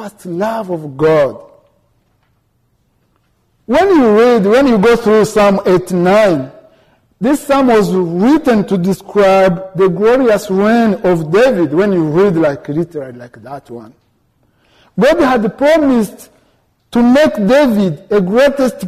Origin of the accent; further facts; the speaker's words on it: Rwanda; moved away as an adult; now in United States; I am from Rwanda. I am a student at Concordia Seminary. I came here in December